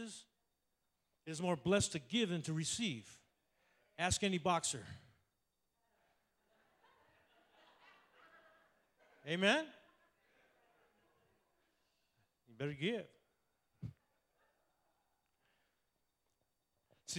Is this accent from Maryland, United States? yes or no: no; Oakland, California, United States; I was born in Oakland, okay? I'm Oaktown all the way